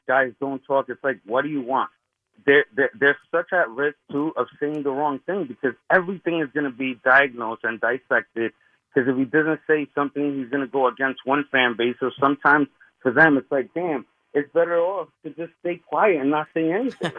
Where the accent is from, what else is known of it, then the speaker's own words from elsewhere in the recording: Hoboken, New Jersey, United States; I'm from Hoboken